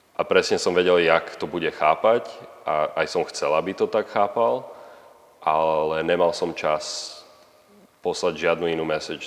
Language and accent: Slovak; Slovakia; moved away as an adult; now in Canada; furt som Slovák a furt tu mám rodinu a, a furt tu mám kamarátov